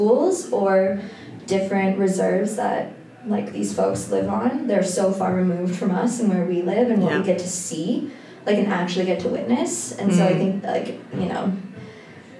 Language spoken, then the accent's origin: English; Toronto, Ontario, Canada; I grew up in Toronto, born and raised.